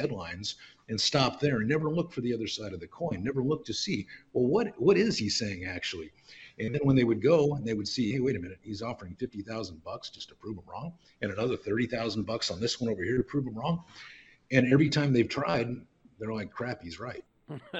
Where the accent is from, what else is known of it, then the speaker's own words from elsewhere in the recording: Lodi, California, United States; now in Reno, United States; I'm from Lodi, live in Reno, been in Reno on and off since 95